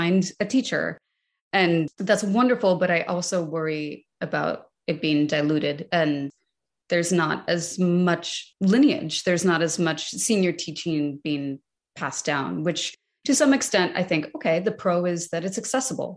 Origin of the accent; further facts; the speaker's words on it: United States; as an American